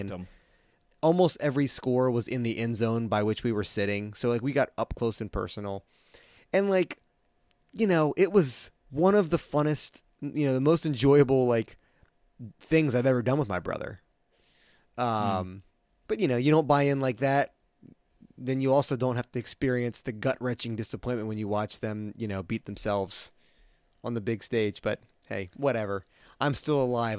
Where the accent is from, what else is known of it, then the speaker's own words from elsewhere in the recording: Maryland, United States; moved away; growing up in Maryland